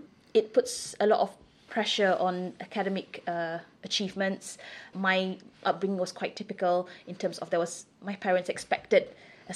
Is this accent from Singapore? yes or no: yes; Singapore; moved away as an adult; also born or lived in Brunei; now in Wales, United Kingdom; I'm true blue Singaporean, born and brought up in Singapore.